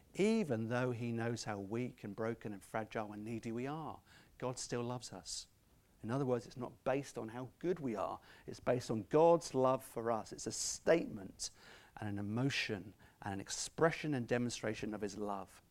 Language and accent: English; Scotland, United Kingdom; I'm Scottish at some point